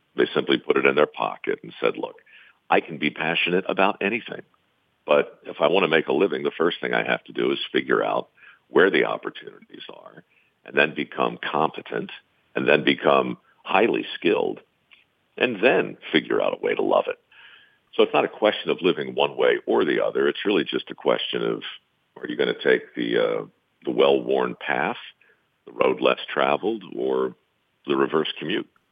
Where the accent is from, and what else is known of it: Baltimore, Maryland, United States; born or raised there